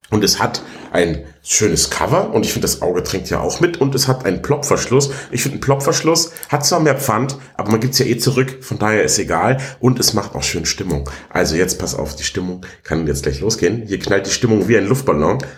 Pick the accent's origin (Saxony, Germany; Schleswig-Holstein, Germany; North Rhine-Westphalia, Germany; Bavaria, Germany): Bavaria, Germany; Ottobeuren; Ich komme ja aus, aus Ottobeuren eigentlich im Allgäu. Ich bin ja im Allgäu aufgewachsen und groß geworden und dann erst in die große, weite Welt nach Augsburg gezogen